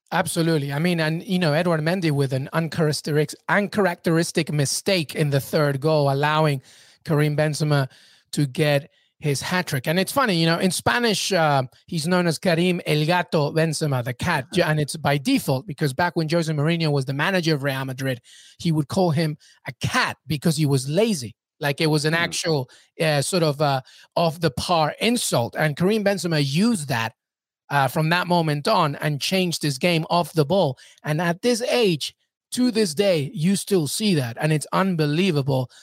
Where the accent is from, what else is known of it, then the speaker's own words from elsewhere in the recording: England, United Kingdom; I grew up in England. I know England like the back of my hand